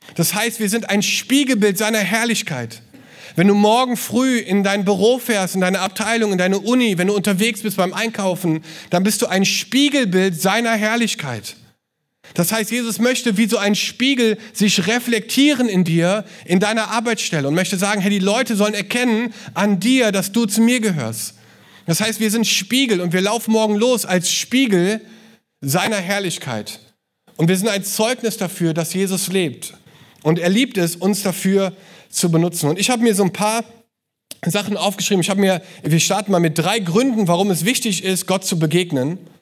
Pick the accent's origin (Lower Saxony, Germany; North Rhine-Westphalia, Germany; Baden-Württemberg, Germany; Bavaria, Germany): North Rhine-Westphalia, Germany; Cologne; als Kölner